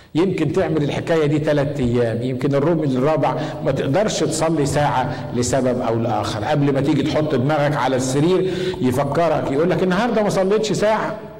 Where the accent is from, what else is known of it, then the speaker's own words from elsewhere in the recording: Egypt; عندنا في مصر